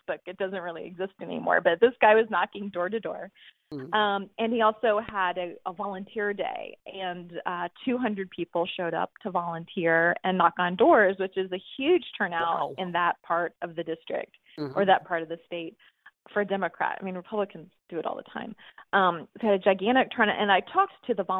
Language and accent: English; Georgia, United States; moved away; I'm originally from Georgia